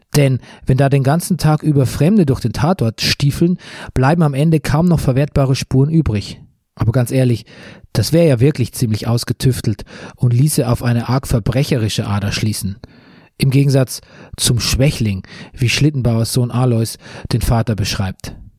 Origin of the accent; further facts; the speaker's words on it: Bavaria, Germany; in meiner Heimat Bayern